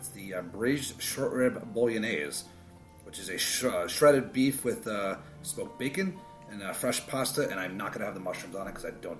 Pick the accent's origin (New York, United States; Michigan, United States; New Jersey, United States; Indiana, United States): New Jersey, United States; also born or lived in Daytona Beach; I'm Italian from Jersey.